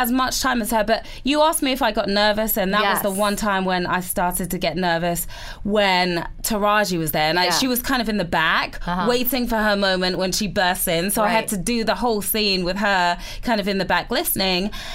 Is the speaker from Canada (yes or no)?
no; England, United Kingdom; accent: English; moved away; I'm English.